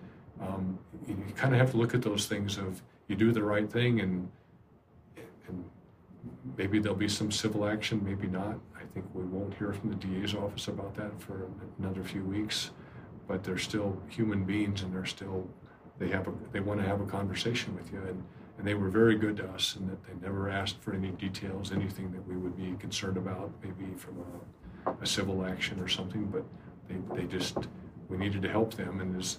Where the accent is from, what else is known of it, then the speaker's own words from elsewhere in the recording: Estes Park, Colorado, United States; And so I wasn't sure what to expect when I got there because it was my hometown.